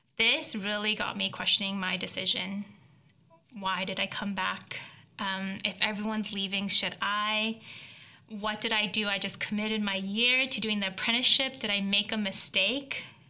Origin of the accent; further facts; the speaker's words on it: Belleville, Ontario, Canada; moved away; also born or lived in Hamilton, Canada; I grew up in a small town called Belleville